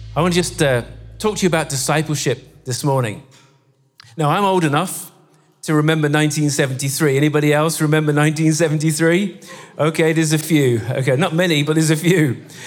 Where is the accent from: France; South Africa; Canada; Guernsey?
Guernsey; now in Scotland, United Kingdom; we come from Guernsey